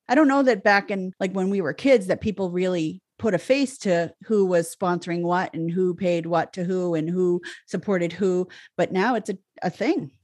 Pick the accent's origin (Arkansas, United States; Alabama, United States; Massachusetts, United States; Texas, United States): Massachusetts, United States; Boston; accent: barely Boston; I stayed, like, within five miles of the city, like, until I was twelve